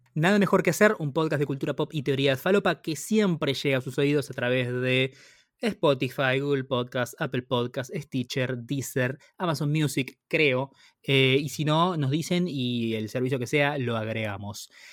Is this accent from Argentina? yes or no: yes; Argentina; como argentino y como latinoamericano